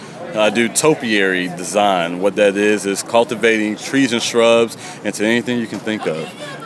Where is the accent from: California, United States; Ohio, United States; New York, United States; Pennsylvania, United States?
Ohio, United States; Youngstown; also born or lived in Columbus, Ohio; So I moved back here from Columbus, Ohio, and brought my business here for this reason, to help beautify the city.